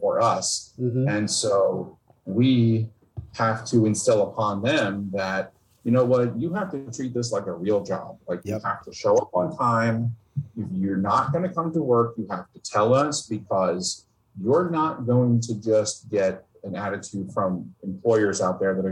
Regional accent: Northern New Jersey, United States; I grew up in Northern New Jersey.

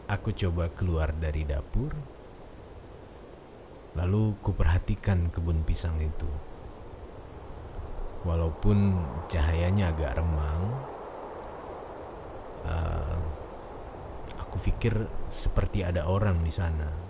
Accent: Central Java, Indonesia; Asal saya dari Jawa Tengah dan saat ini saya bekerja di gudang karet di daerah Kebumen.

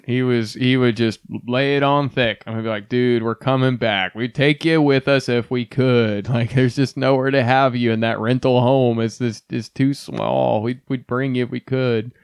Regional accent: Ohio, United States; moved away; also born or lived in Texas; I came from Ohio, which is now where we are currently residing

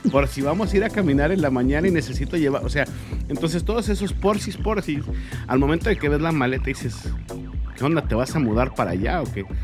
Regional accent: Mexico; nosotros le decimos viajas como mexicano

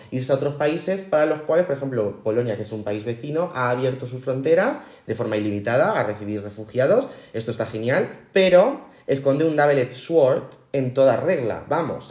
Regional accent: Spain; somos españoles

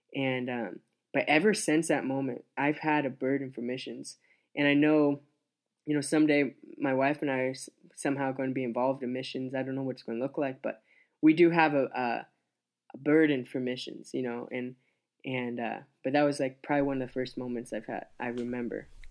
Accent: Scottsbluff, Nebraska, United States; also born or lived in Grand Island, Nebraska / Columbus, Nebraska; we moved to Scotch Bluff, and that's where my dad started pastoring, lead pastoring a church. And I grew up there till I was around twelve years old

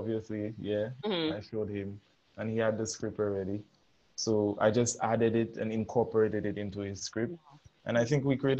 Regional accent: Choiseul, St. Lucia; I'm from Choiseul.

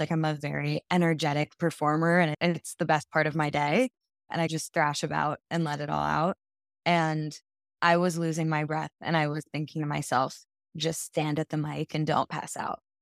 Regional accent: New York City, New York, United States; also born or lived in Japan; I was raised in New York City

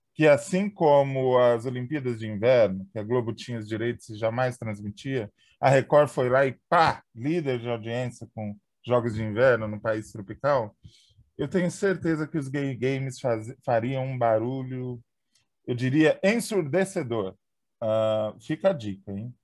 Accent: São Paulo, Brazil; now in São José do Rio Preto, Brazil; na minha infância, quando eu morava em São Paulo, capital

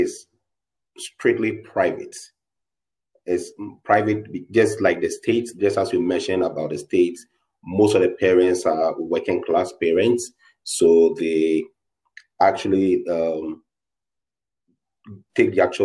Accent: Ghana; I'm from Ghana

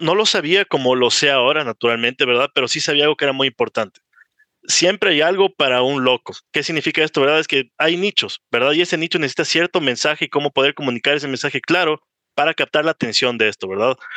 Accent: Ecuador; also born or lived in Miami; tengo 27 años, soy ecuatoriano

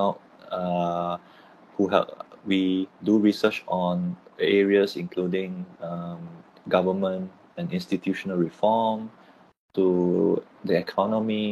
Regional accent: Penang, Malaysia; moved away as an adult; also born or lived in Tehran, Iran / Singapore; now in Kuala Lumpur, Malaysia; I'm from Penang. So I'm based in Kuala Lumpur right now, but I'm Penang

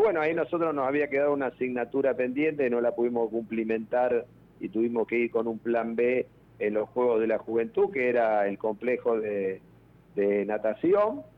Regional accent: Argentina; como argentinos

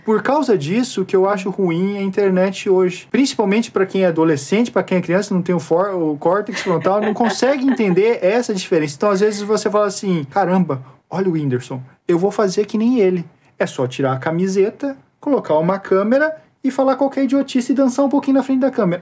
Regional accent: Brazil; eu sou brasileiro

